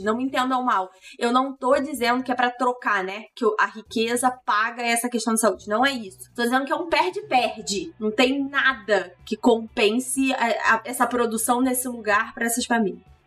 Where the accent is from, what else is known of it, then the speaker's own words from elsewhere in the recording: Petrópolis, Rio de Janeiro, Brazil; cidade onde eu nasci, apesar de eu negar veementemente, Petrópolis